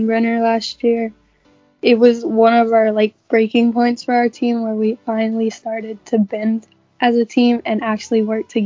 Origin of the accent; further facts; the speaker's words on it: Ruskin, Florida, United States; I am from Ruskin, Florida